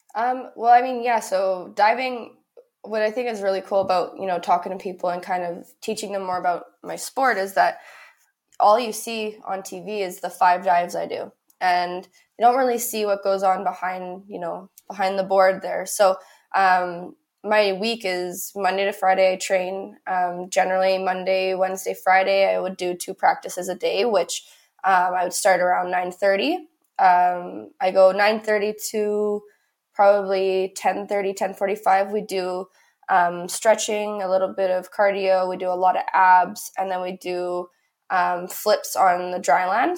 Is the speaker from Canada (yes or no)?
yes; Canada; I'm from Canada